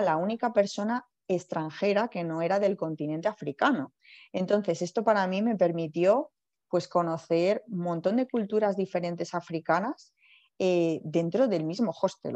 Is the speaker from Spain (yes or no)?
yes; Alcalá de Henares, Community of Madrid, Spain; yo soy natural de Alcalá de Henares